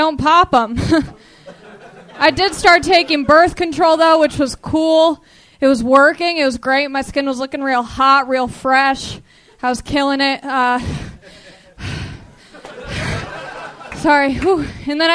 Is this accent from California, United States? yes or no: yes; Long Beach, California, United States; I'm from Long Beach.